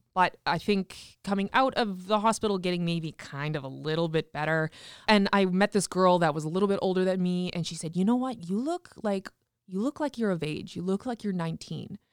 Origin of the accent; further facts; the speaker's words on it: Regina, Saskatchewan, Canada; also born or lived in Tisdale, Saskatchewan; I was born in Tisdale, Saskatchewan, but quickly moved to Regina when I was, like, one years old and grew up on a farm actually just south of the city